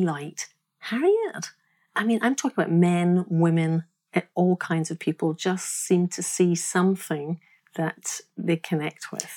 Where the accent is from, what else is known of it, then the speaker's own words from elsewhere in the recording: Glasgow, Scotland, United Kingdom; I am from Glasgow. I'm born, I was born in Scotland